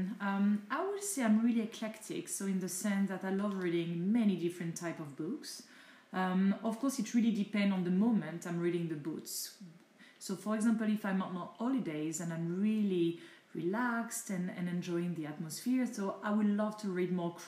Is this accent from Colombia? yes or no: no; France; first language French; English is a second language; I'm French, I'm not English speaker. So definitely I prefer to read in my mother tongue language, which is French